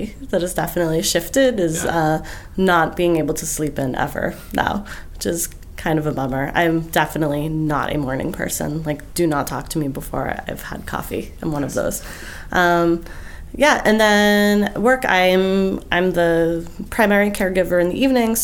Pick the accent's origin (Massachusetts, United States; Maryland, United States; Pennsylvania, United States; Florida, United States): Massachusetts, United States; Brockton; moved away; I grew up in Brockton, Massachusetts, which is a town about 20 miles southeast of Boston